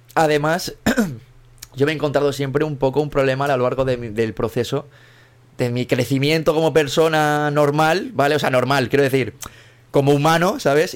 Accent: Mallorca, Balearic Islands, Spain; yo, soy de Mallorca, yo vivo aquí en, Mallorca

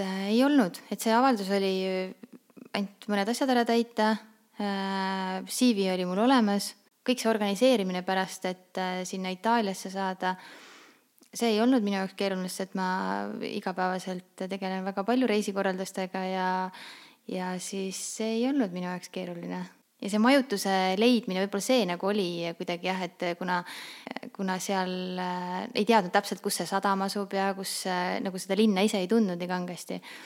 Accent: Saare County, Estonia; moved away as an adult; now in Tallinn, Estonia; mina olen pärit Saaremaalt. Äh, õppisin ma siis, äh, põhikooli õppisin maakoolis ja keskkooli läksin edasi Kuressaarde gümnaasiumisse

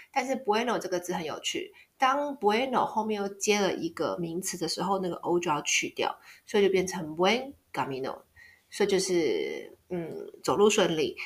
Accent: Taiwan; 我是台湾人

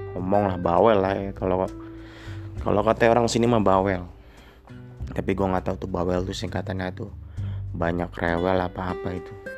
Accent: Bogor, West Java, Indonesia; Gua asli suku Sunda. Tepatnya di Bogor

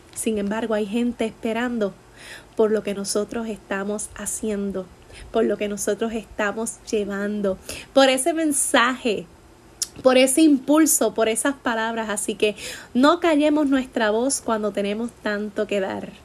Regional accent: Puerto Rico

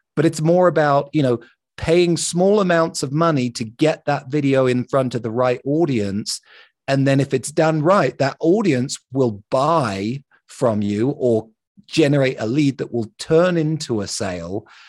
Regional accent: London, United Kingdom; now in Salt Lake City, United States; I grew up in London

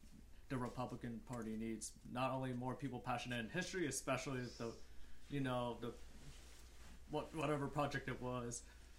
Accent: Pennsylvania, United States; moved away; also born or lived in Northern Virginia; I was born in Pennsylvania, though.

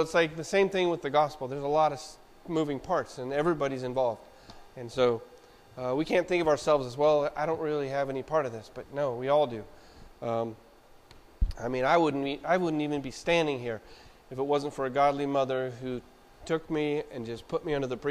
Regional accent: Wichita, Kansas, United States; I was born in Wichita, Kansas

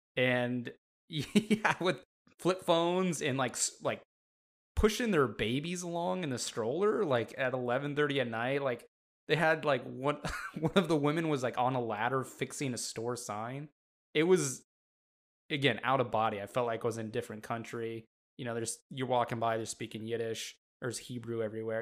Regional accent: Montana, United States; I was born and raised in Montana

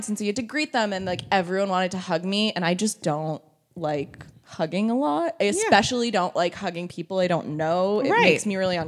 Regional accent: Boston, Massachusetts, United States; I'm also from Boston

